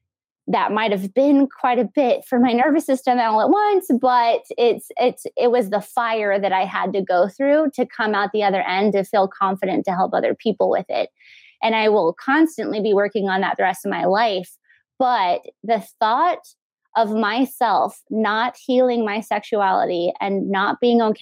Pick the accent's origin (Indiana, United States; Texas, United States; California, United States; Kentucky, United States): Texas, United States; El Paso; growing up in El Paso is the Mexican culture